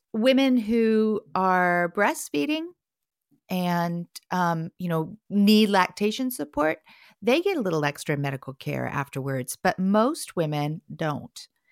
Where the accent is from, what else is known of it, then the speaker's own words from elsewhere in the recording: Portland, Oregon, United States; Portland, Oregon, my hometown